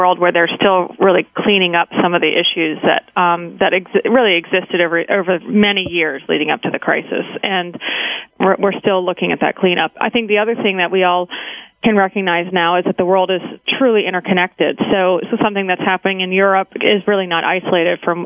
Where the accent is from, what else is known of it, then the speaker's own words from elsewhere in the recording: Baltimore, Maryland, United States; moved away as an adult; also born or lived in Massachusetts / Nashville, Tennessee; now in Washington, D.C. suburbs, United States; I grew up in Baltimore, Maryland